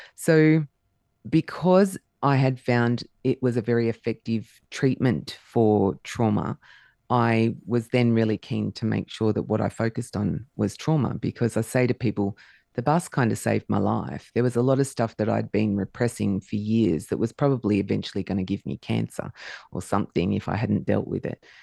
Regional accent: Melbourne, Victoria, Australia; I was actually born in Melbourne.

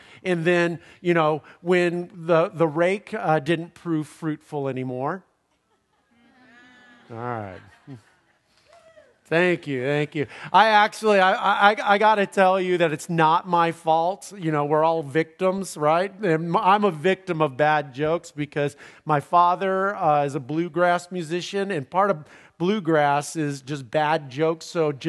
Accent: California, United States; Where I grew up in Southern California, in my parents' home.

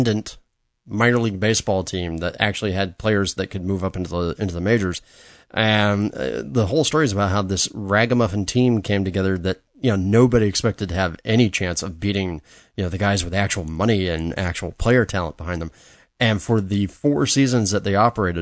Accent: Los Angeles, California, United States; my hometown LA Dodgers

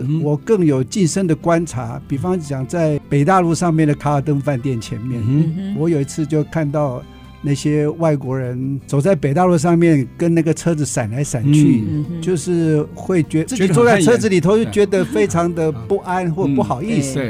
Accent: Hsinchu, Hsinchu City, Taiwan; 我其实是在新竹土生土长。

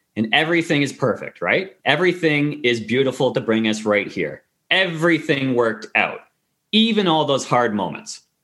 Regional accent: Kingston, Ontario, Canada; moved away as an adult; also born or lived in Victoria, Canada; now in Vancouver, Canada; I went back to my hometown, Kingston, Queens, Queens University

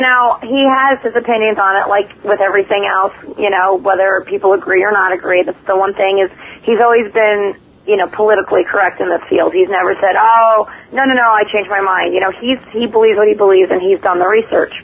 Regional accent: New York City, New York, United States; I grew up, going to the nightclubs and partying out in Manhattan

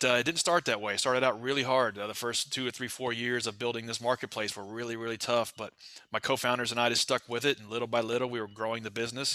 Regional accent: Nashville, Tennessee, United States; I'm from Nashville, Tennessee

